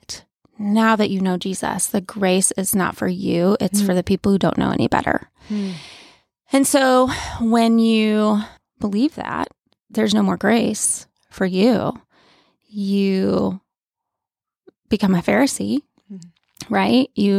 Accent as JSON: {"language": "English", "region": "New York", "country": "United States", "tie": "born or raised there", "said": "But I am originally from Western New York, small town outside of Buffalo. That's where I grew up."}